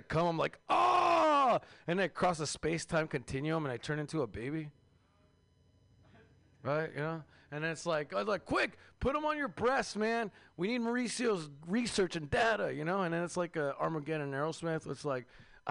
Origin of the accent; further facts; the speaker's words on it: Seattle, Washington, United States; I'm from Seattle